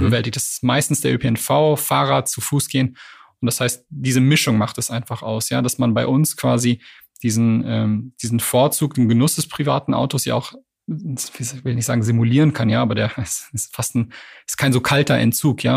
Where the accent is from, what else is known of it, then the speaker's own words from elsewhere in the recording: Canada; now in Berlin, Germany; ich bin ja gebürtiger Kanadier.